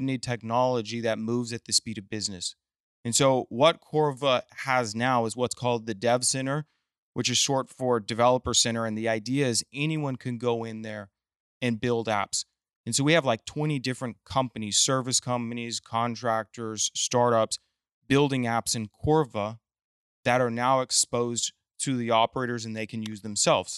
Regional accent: Midland, Texas, United States; also born or lived in Austin; now in Houston, United States; I was raised in Midland

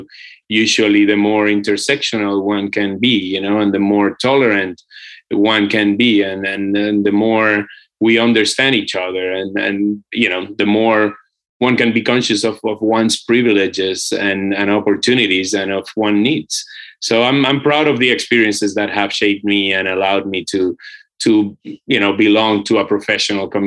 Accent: Puerto Rico; now in Brooklyn, United States; I come from Boriquen, which is the Taíno name of the island of Puerto Rico.

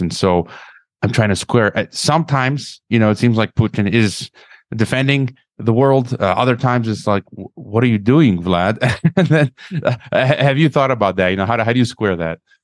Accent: Chicago, Illinois, United States; moved away; I'm from Chicago, Illinois originally

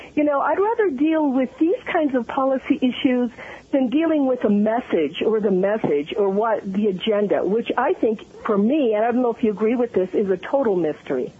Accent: Italy; I was born in Italy. I have an Italian background

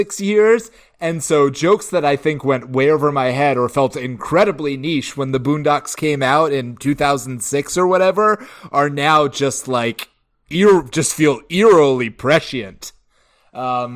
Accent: Georgia, United States; moved away; my hometown

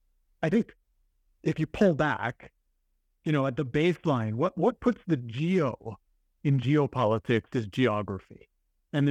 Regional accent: Canada; as Canadians

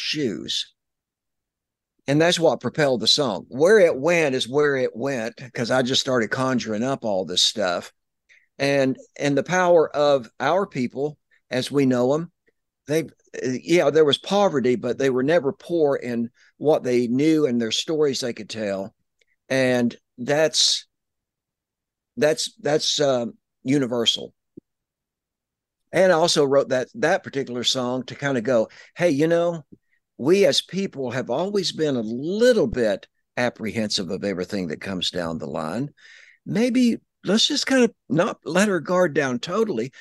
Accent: East Tennessee, United States; I'm from Tennessee and raised in mostly East Tennessee

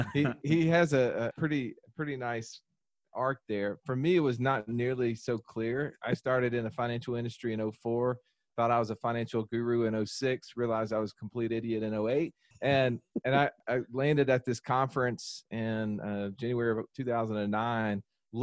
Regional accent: the Bible Belt, United States; And, you know, growing up in the Bible Belt, the golden rule was, you know, to do unto others as you would have them do unto you, right?

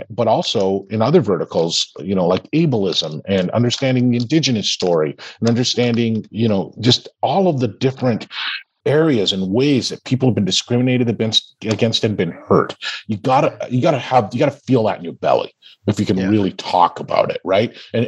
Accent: Canada; I grew up in Canada. I had all of these advantages.

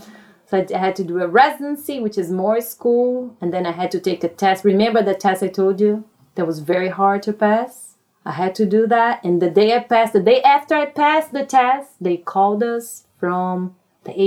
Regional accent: Brasília, Federal District, Brazil; English is a second language; moved away as an adult; now in United States; Brasilia, which is the Brazil's capital. Mom was born there, raised there. And then when I was 29, I came to the United States.

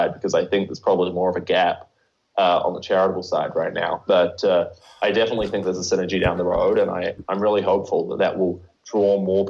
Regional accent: New Zealand; From New Zealand.

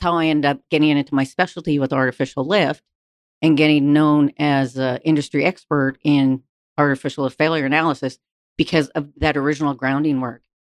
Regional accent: Vancouver, British Columbia, Canada; moved away as an adult; also born or lived in Alberta; I'm from Canada. Canada is not necessarily known as an oil mecca, especially where I grew up in Vancouver, British Columbia

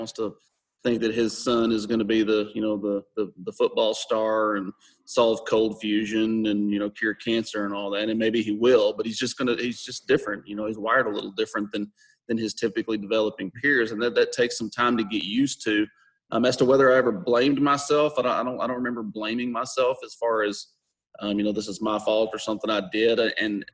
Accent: Texas, United States; I'm born and raised Texas.

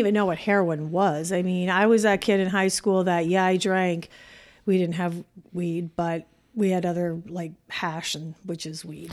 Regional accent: Canada; moved away as an adult; now in United States; I'm Canadian

